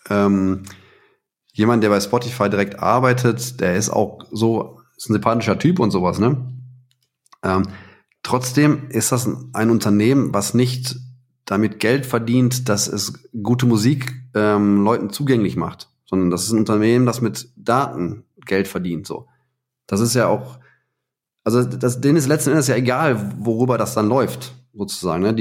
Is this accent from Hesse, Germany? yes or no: no; Heiligenhaus, North Rhine-Westphalia, Germany; ich bin in Heiligenhaus aufgewachsen, ne? am, am Rand vom Ruhrgebiet.